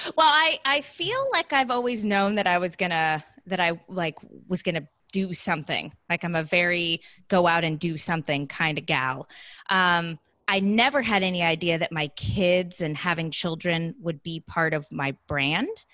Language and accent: English; Southern California, United States; moved away as an adult; also born or lived in Columbus, Ohio; now in San Diego, United States; I'm originally from Southern California.